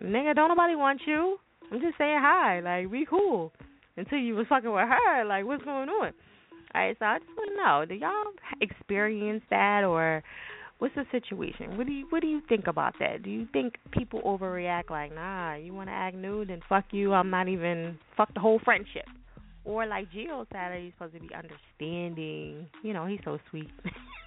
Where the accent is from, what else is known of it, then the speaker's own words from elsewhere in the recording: New Jersey, United States; I'm from Jersey